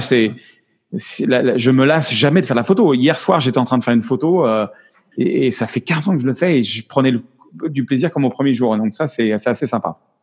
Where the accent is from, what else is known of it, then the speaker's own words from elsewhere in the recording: France; accent: French; moved away; also born or lived in United States; il est revenu mon accent français.